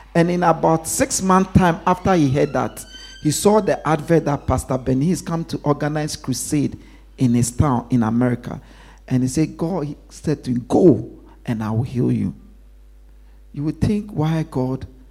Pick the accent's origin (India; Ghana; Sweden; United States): Ghana; moved away; when I was growing up in Ghana